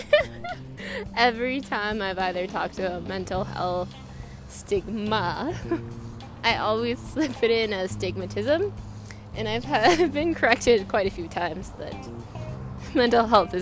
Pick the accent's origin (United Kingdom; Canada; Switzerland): Canada; British Columbia; I am from Canada, BC.